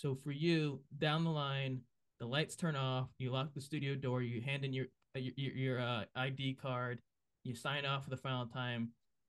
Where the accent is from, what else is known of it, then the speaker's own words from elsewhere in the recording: South County, Rhode Island, United States; growing up in South County